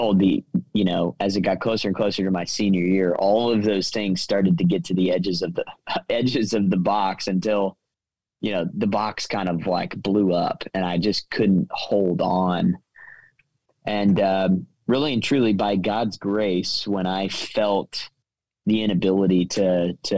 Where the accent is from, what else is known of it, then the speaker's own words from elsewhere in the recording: Tulsa, Oklahoma, United States; moved away as an adult; now in Dallas, United States; I grew up in Tulsa, Oklahoma